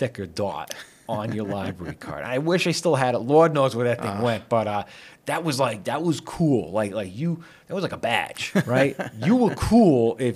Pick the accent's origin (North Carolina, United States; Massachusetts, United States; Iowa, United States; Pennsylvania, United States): Massachusetts, United States; Shrewsbury; I grew up here in Shrewsbury, and I grew up here going to the old school